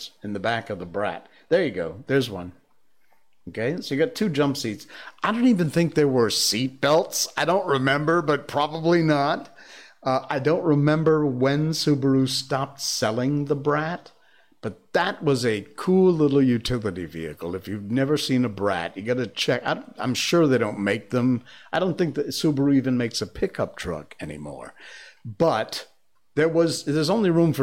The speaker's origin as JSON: {"language": "English", "town": "Cornwall", "region": "Connecticut", "country": "United States", "tie": "born or raised there", "said": "where I grew up in Cornwall, Connecticut"}